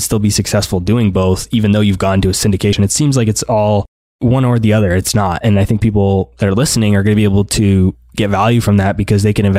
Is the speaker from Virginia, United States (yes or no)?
no; Boston, Massachusetts, United States; I'm from Boston